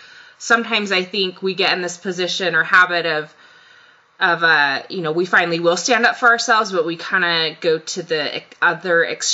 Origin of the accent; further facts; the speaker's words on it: Japan; moved away; I grew up in Japan, for example.